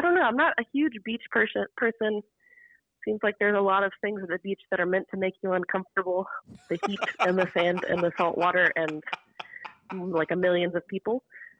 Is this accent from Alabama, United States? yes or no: yes; Fairhope, Alabama, United States; So I'm from Fairhope, so it's like 45 minutes from Gulf Shores, so it's kind of the beach we go to every time.